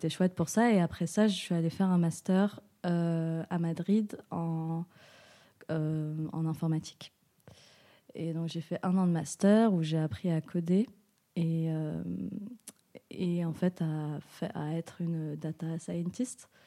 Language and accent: French; Switzerland; now in Marseille, France; je suis suisse marocaine et ça fait un an et demi que je suis à Marseille.